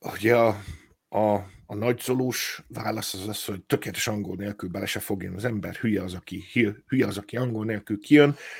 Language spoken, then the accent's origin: Hungarian; Hungary; moved away as an adult; now in Ireland; Magyarországra megyek, akkor, eh, elhatározom, hogy na most, na most me-, megkeresem a szülőházamat